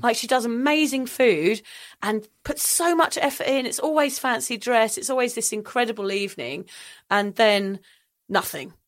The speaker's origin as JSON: {"language": "English", "region": "England", "country": "United Kingdom", "moved": "yes", "lives_now": "Sunshine Coast, Australia", "said": "I also find it difficult being English in Australia"}